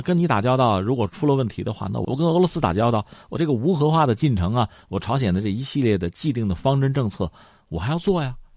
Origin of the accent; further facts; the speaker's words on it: China; 我们中国人